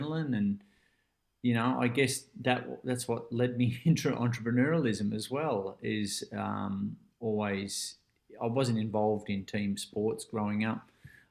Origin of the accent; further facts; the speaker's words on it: Ocean Grove, Victoria, Australia; also born or lived in Melbourne; I grew up down in Ocean Grove here, and I moved away up to Melbourne for my first business kind of thing